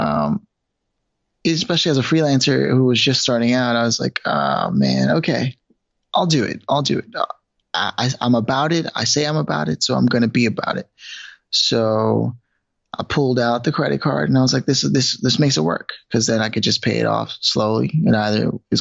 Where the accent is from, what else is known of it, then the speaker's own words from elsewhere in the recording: Los Angeles, California, United States; moved away as an adult; also born or lived in New York City; So I'm originally from Los Angeles, but I had moved to New York once already